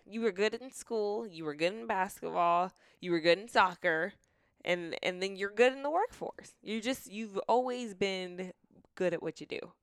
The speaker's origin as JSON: {"language": "English", "town": "Marietta", "region": "Georgia", "country": "United States", "tie": "born or raised there", "said": "I grew up in Marietta, too"}